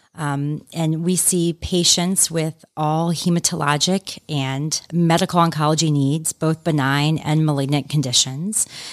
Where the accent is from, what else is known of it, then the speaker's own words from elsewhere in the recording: Atlanta, Georgia, United States; also born or lived in New York City; I'm from Atlanta, so I have just been delighted and love to be back here practicing in Atlanta